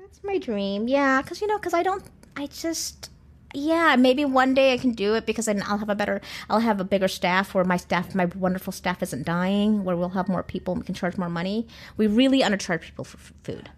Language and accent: English; California, United States; I'm Californian